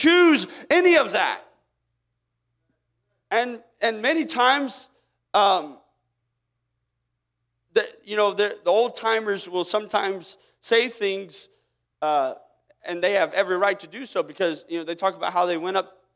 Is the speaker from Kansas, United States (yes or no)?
yes; Kansas, United States; I didn't choose whether or not I was born in Kansas